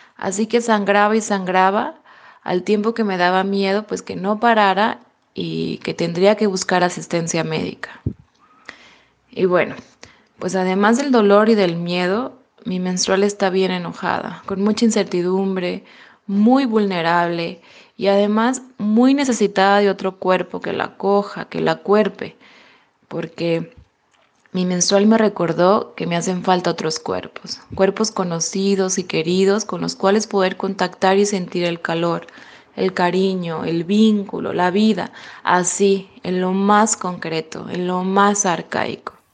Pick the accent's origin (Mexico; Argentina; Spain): Mexico; moved away as an adult; now in Germany; soy mexicana